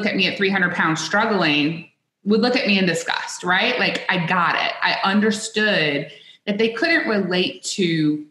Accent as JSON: {"language": "English", "region": "South Louisiana", "country": "United States", "tie": "born or raised there", "said": "I grew up in South Louisiana"}